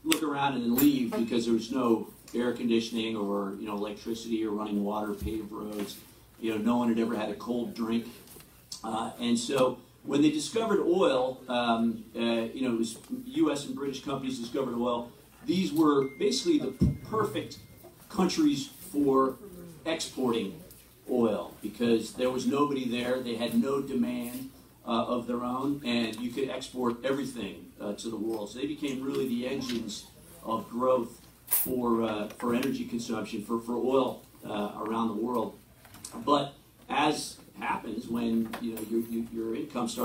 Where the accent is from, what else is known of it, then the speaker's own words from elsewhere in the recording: Cleveland, Ohio, United States; moved away; also born or lived in New York / Dubai / Iraq; it's fantastic to be back in Cleveland. It's my hometown. I haven't lived here for quite a while